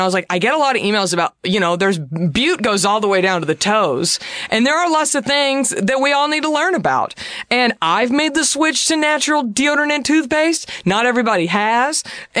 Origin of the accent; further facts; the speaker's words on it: Texas, United States; growing up in Texas